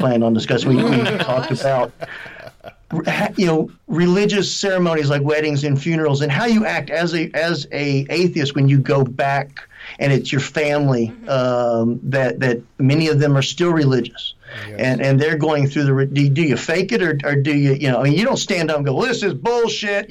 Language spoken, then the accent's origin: English; United States; also born or lived in Georgia, United States; growing up here.